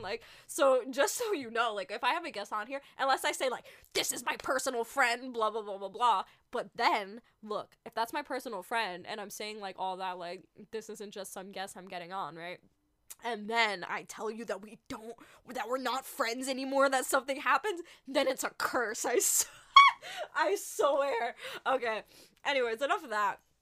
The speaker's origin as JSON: {"language": "English", "region": "New York", "country": "United States", "moved": "as an adult", "lives_now": "Los Angeles, United States", "said": "I'm not in New York. I'm in L A now, but I'm originally from New York."}